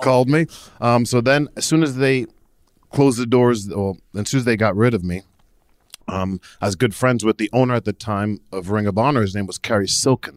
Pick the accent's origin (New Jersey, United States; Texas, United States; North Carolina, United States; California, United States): New Jersey, United States; I'm originally from New Jersey